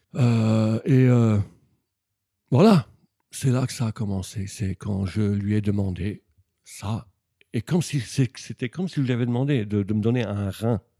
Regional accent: Dijon, Bourgogne-Franche-Comté, France; moved away as an adult; also born or lived in Bosnia and Herzegovina / Yugoslavia; now in Japan; j'ai grandi en France, à, Dijon

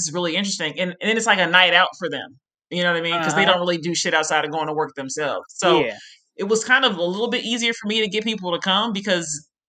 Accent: Las Vegas, Nevada, United States; since I am from Vegas and I would hound people.

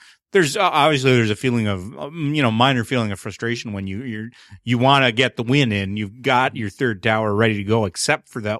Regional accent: Canada; And I'm the Canadian.

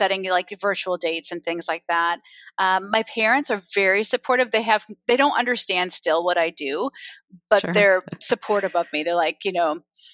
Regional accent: Iowa, United States; I grew up in Iowa

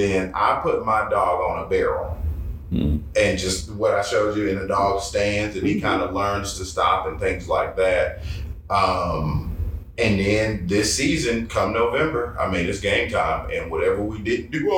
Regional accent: Georgia, United States; I'm from Georgia

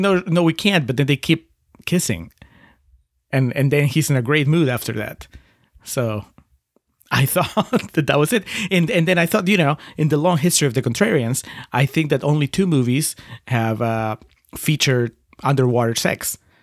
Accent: Lima, Peru; moved away; in Lima, where I grew up

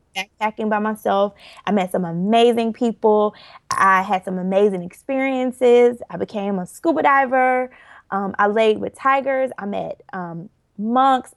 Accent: Orlando, Florida, United States; I am originally from Orlando, Florida. And let's see, I my parents still live in Orlando, born and raised there.

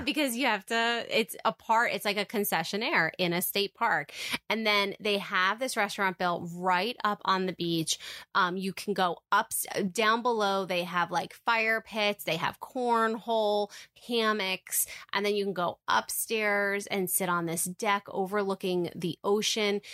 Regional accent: Jersey Shore, New Jersey, United States; we're from the Jersey Shore. Like, we literally live a couple miles away from the beach and we have all of our lives

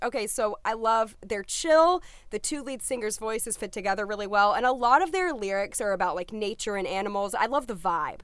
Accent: the South, United States; I'm from the South

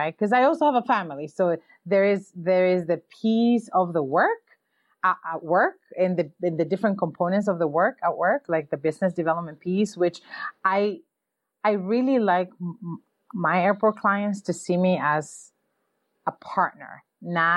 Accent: New York, United States; I'm from New York

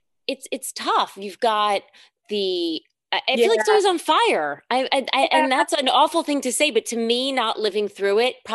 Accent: New York, United States; I love you, New York. You are my hometown

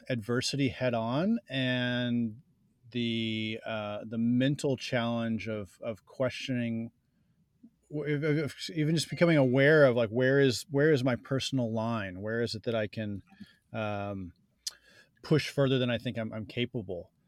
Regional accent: New Jersey, United States; I grew up in New Jersey

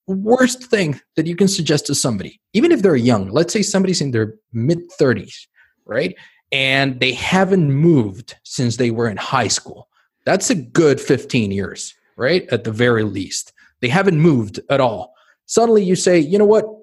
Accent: Mexico City, Mexico; now in Spain; I grew up in Mexico City

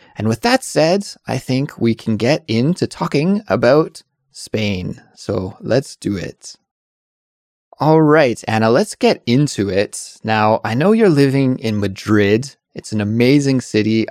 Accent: Canada; being a Canadian, because Canadians coming from a cold country

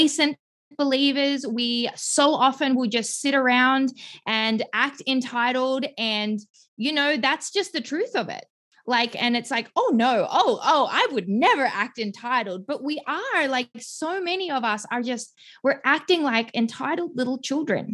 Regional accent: Melbourne, Victoria, Australia; moved away as an adult; now in Greenville, United States; I'm originally from Melbourne, Australia. I have lived there my entire life until about 6 years ago

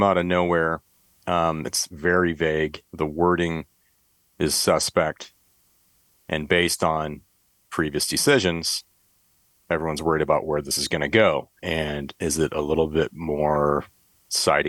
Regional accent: Michigan, United States; now in California, United States; I grew up in Michigan, grew up hunting, kind of thought everybody hunted at one point in my life. And then I left Michigan

